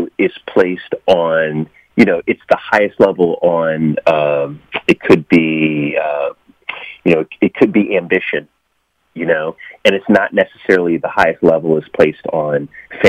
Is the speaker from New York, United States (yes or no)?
yes; New York, United States; now in Washington, D.C., United States; I was born in New York. I live in Washington, D.C.